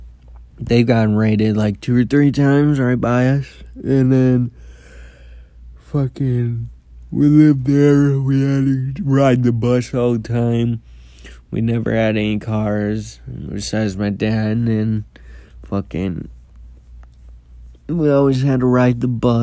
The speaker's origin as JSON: {"language": "English", "town": "Columbia Heights", "region": "Minnesota", "country": "United States", "tie": "born or raised there", "also_born_or_lived": "Anoka", "said": "it was before, and then I grew up in Columbia Heights, and then we moved when I was a baby."}